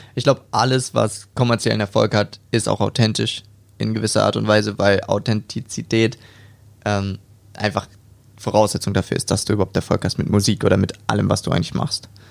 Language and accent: German; Hamburg, Germany; moved away as an adult; now in Stuttgart, Germany; ich komme aus dem Norden von Deutschland, also aus Hamburg, da bin ich geboren und bin dort aufgewachsen